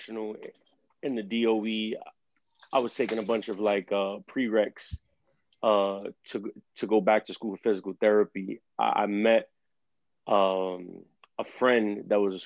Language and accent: English; New York City, New York, United States; also born or lived in Bronx; Originally from Brooklyn